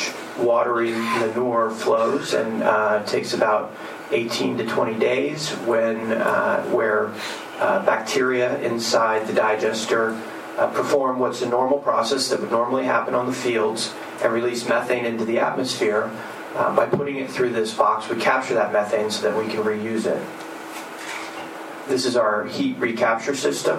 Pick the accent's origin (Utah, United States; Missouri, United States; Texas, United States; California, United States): Texas, United States; moved away; also born or lived in Houston; I used to live and work in Houston in a high-rise office building downtown, and I grew up in Texas